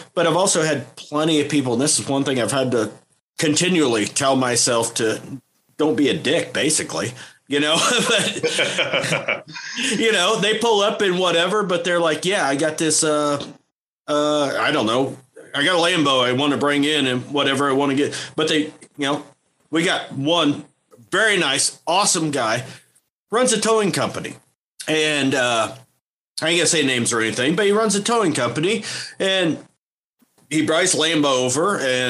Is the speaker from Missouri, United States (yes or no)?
yes; Missouri, United States; I'm from Missouri, man. I'm used to a broken transmission here and there.